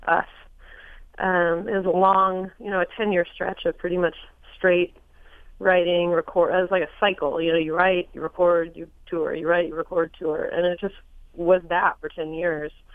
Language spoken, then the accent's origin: English; Los Angeles, California, United States; I was born in Hollywood, California